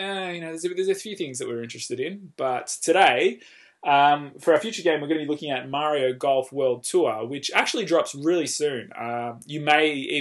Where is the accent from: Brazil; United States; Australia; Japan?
Australia; We give an Australian twist